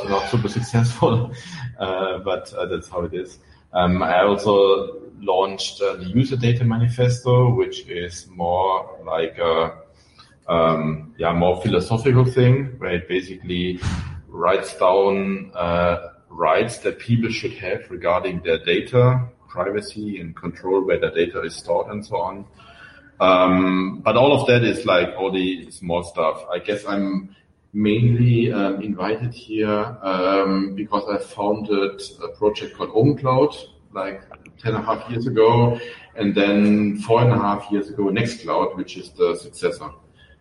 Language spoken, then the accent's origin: English; Germany; accent: German; I'm German, as you can hear from my accent